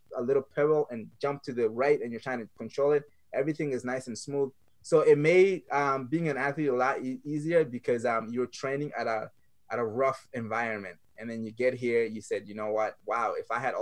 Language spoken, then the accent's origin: English; Mali; also born or lived in France; now in United States; growing up in Mali, third world country, one of the poorest countries in the world